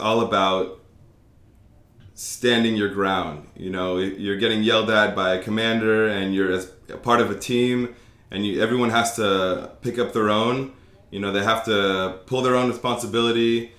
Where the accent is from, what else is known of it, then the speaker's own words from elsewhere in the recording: Los Angeles, California, United States; moved away as an adult; also born or lived in Israel; now in Tel Aviv, Israel; So, I was born and raised in Los Angeles, in the Valley, for those of you who know.